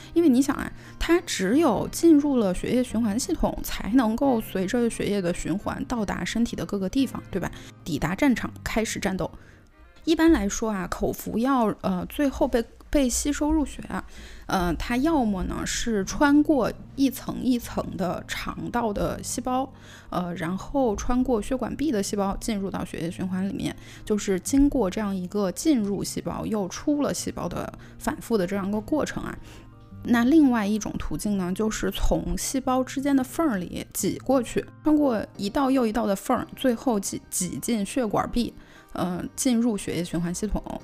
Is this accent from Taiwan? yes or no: no; China; 作为我们中国人